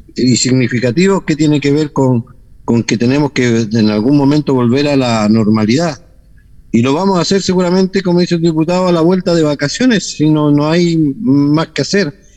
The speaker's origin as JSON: {"language": "Spanish", "country": "Chile", "said": "nuestra forma de ser como chileno"}